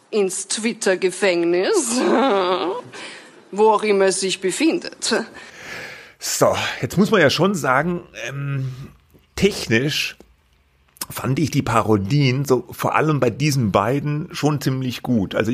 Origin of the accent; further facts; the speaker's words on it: Austria; Ich bin Ausländerin. Ja, richtig. Ich bin Ausländerin. Ich sage es frei heraus. Ich komme aus Österreich.